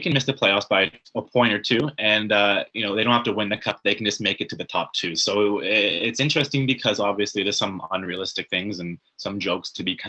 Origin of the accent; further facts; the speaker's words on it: Canada; I'm just a Canadian hockey fan.